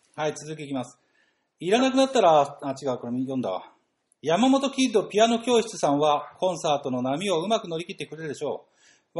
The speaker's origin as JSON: {"language": "Japanese", "town": "Chigasaki", "region": "Kanagawa", "country": "Japan", "tie": "born or raised there", "said": "私の地元、神奈川県茅ヶ崎市"}